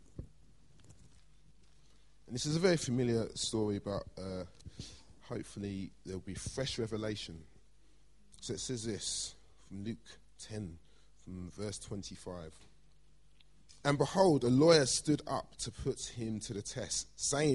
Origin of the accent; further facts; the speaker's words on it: London, United Kingdom; I grew up in Blackheath. I'm a South East London boy